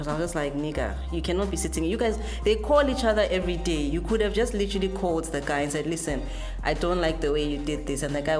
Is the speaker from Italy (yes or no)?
no; Ghana; We are all Ghanaian.